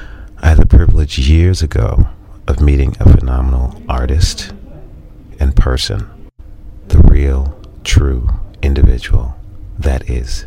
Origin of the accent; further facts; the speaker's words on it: New York, United States; I'm from New York.